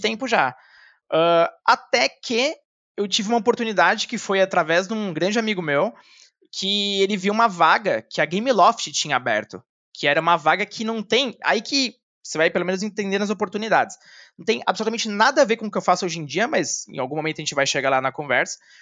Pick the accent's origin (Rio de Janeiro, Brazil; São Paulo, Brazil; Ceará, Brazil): São Paulo, Brazil; also born or lived in Pouso Alto, Minas Gerais / Guarulhos; eu cresci aqui em São Paulo, boa parte da minha vida. Também já morei em Minas, mas realmente a maior parte da minha vida passei entre Guarulhos e São Paulo